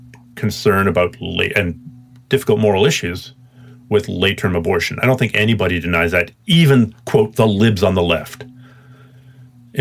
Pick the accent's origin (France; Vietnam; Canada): Canada; being a Canadian